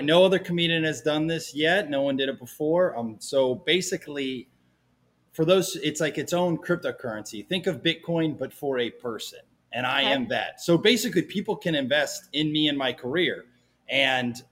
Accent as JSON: {"language": "English", "town": "Kansas City", "region": "Kansas", "country": "United States", "tie": "born or raised there", "said": "I was born and raised in Kansas City, Kansas"}